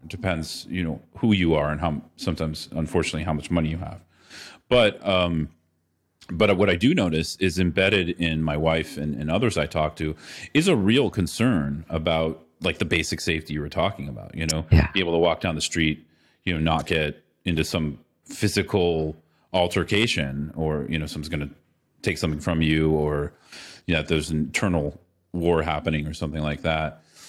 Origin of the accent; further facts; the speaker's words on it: California, United States; now in Latin America; I grew up in the Bay Area, San Francisco Bay Area, you know, in a fairly privileged upbringing.